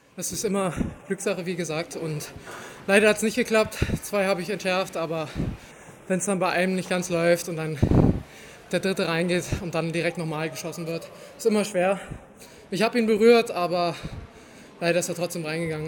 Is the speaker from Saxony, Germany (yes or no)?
yes; Dresden, Saxony, Germany; moved away as an adult; also born or lived in Osnabrück; meiner Heimatstadt